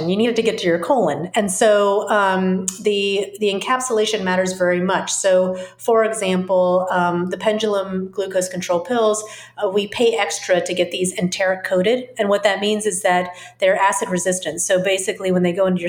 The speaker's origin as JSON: {"language": "English", "region": "the South", "country": "United States", "tie": "born or raised there", "said": "I grew up in the South, where there's also a lot of fermented foods because of the heat"}